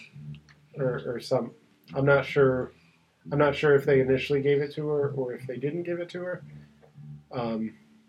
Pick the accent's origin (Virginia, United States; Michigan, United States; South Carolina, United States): Virginia, United States; moved away; also born or lived in Chesapeake, Virginia; I'm from Virginia.